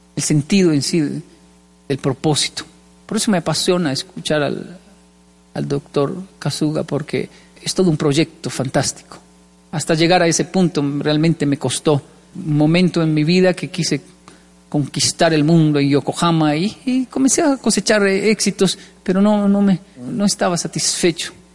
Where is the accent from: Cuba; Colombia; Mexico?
Colombia; moved away; also born or lived in Japan; Yo era más feliz en mi infancia en Colombia, en barrios pobres.